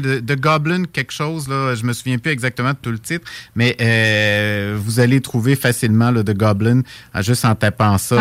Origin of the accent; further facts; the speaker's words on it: Saint-Jérôme, Quebec, Canada; je suis originaire de Saint-Jérôme, dans les, Laurentides